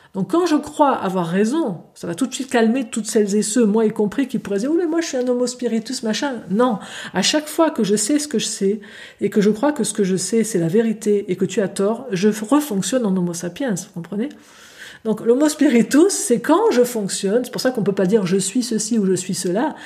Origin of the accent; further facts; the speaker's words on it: Switzerland; chez nous en Suisse